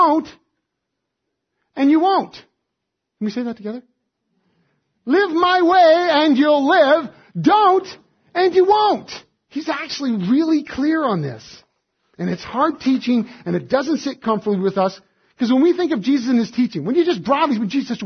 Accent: Alberta, Canada; moved away; I was raised in Alberta too

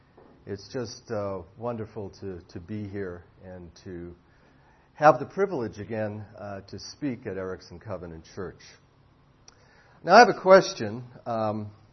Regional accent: Boston, Massachusetts, United States; also born or lived in Indianapolis, Indiana / Collingswood, New Jersey; now in Arizona, United States; I'm an American citizen, born and raised in Boston

